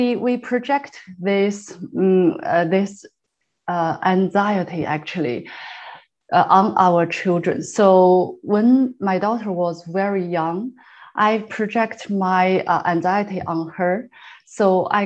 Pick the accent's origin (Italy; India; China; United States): China; moved away as an adult; now in Canada; I'm from China. So we came here about 6.5 years ago.